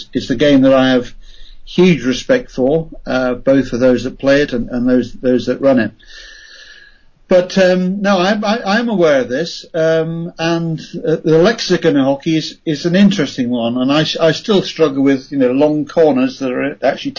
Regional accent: United Kingdom; as a Brit, and rather obviously a Brit at times

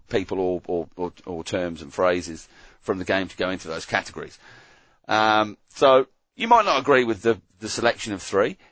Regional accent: England, United Kingdom; growing up in England

